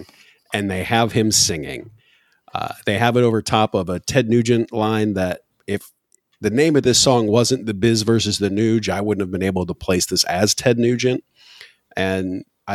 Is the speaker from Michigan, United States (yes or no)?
yes; Michigan, United States; moved away; I'm originally from Michigan